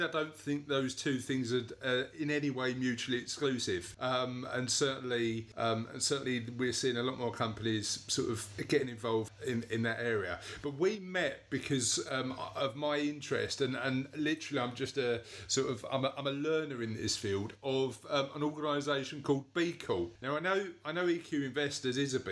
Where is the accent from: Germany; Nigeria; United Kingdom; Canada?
United Kingdom; London; accent: Cockney; my Cockney accent